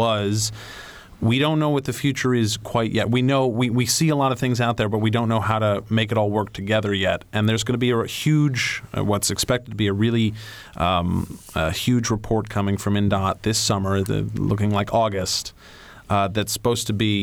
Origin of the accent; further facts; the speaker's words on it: Chicago, Illinois, United States; moved away; I grew up in Chicago, which obviously has a robust public mass transit system, and that's how I got around the city. I lived on the Northwest Side